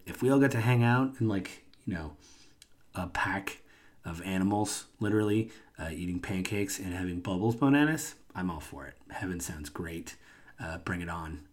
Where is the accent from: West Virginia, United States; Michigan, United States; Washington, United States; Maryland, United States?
Washington, United States; I'm from Washington State.